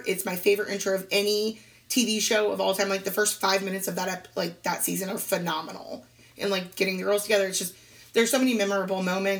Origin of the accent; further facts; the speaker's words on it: Indiana, United States; born there; I was born in Indiana, so there's that little thing.